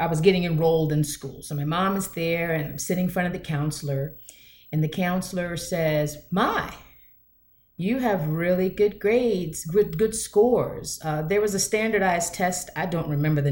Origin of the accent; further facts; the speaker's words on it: United States; I am basically almost a 50-year-old Black woman born here in these United States of America